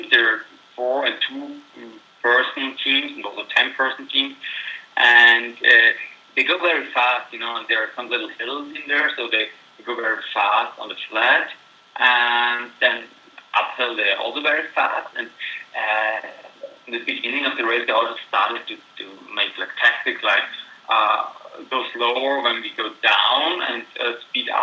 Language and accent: English; Graz, Styria, Austria; 50 kilometers from my hometown, Graz